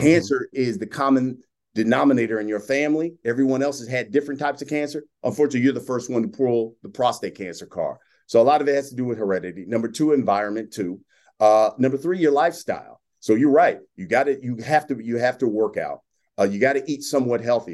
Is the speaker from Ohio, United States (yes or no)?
yes; Columbus, Ohio, United States; moved away as an adult; also born or lived in Dallas, Texas; I worked at a news radio station in my hometown of Columbus, Ohio.